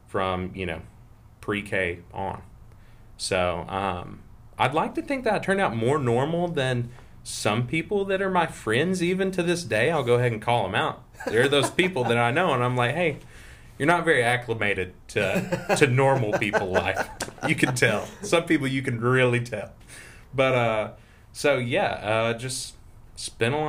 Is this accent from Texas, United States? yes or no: no; Greenville, Alabama, United States; also born or lived in Montgomery, Alabama; And I was raised in outside of Greenville and lived on a farm from the time I was like, gosh, I don't know, 2 until 15 or 16